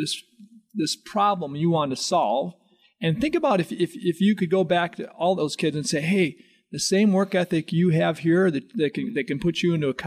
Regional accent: Chicago suburbs, Illinois, United States; the suburbs where I'm from

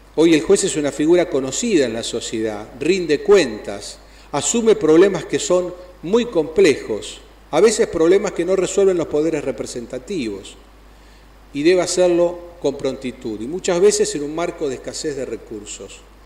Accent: Santa Fe, Argentina; como hombre del interior, como santafesino

